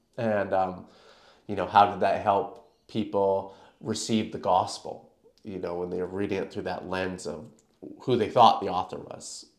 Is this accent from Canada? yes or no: yes; Canada; moved away as an adult; now in Perth, Australia; I'm actually from Canada, um, where I was born and raised.